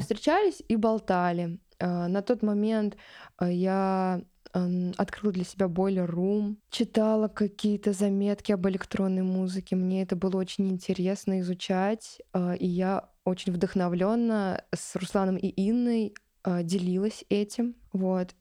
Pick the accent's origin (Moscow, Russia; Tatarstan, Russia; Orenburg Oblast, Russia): Tatarstan, Russia; Kazan; я из Казани